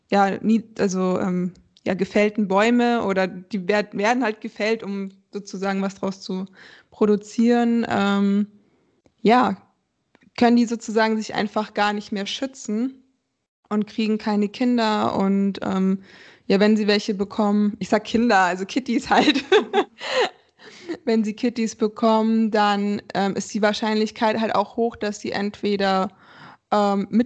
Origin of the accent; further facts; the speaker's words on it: Frankfurt, Hesse, Germany; also ich komme ja aus Frankfurt, ich habe noch ein Zimmer in Wiesbaden, weil meine Arbeitsstelle da ist.